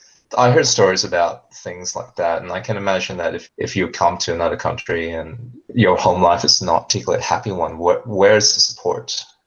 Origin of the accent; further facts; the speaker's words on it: Australia; also born or lived in Malaysia; I was born in Malaysia. And when I came to Australia, we moved to the countryside. So I came here when I was quite young. And the countryside, I was the only non-white kid of any description for quite a while.